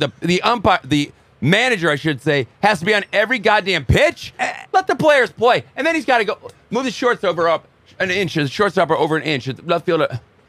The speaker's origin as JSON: {"language": "English", "town": "Chicago", "region": "Illinois", "country": "United States", "tie": "born or raised there", "said": "growing up in Chicago, I guess I'm a little biased."}